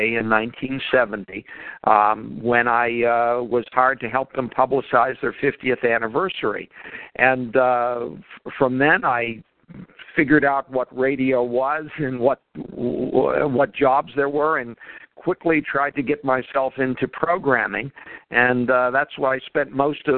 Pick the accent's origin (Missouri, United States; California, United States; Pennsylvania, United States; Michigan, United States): Pennsylvania, United States; Pittsburgh; I grew up in the Pittsburgh area